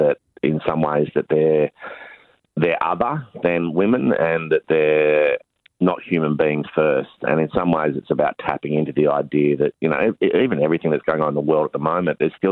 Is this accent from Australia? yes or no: yes; Launceston, Tasmania, Australia; I grew up in Launceston, Tasmania